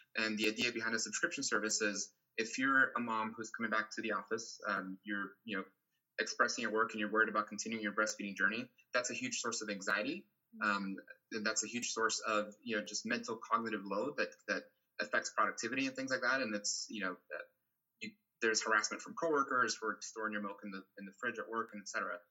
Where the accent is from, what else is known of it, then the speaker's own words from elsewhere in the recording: Brazil; now in United States; I'm originally from Brazil, where we have a huge breastfeeding support culture